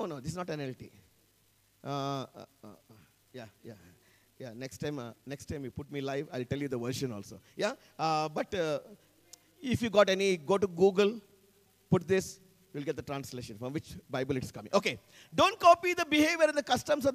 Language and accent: English; India; I come from the Anglo-Indian community.